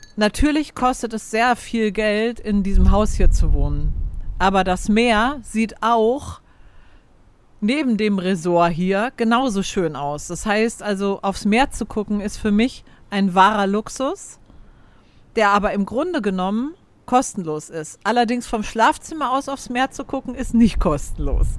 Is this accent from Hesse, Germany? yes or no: yes; Frankfurt, Hesse, Germany; moved away as an adult; also born or lived in Vienna; ich bin in Frankfurt aufgewachsen und meine, meine Kernfamilie lebt in Frankfurt oder bei Frankfurt